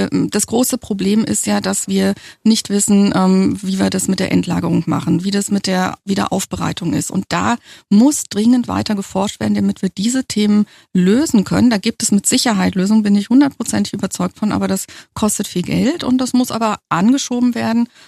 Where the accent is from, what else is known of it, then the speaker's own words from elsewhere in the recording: Germany; ich bin ja in der DDR geboren und groß geworden und jeder weiß, dass es in der DDR ähm, mit dem Umweltschutz nicht so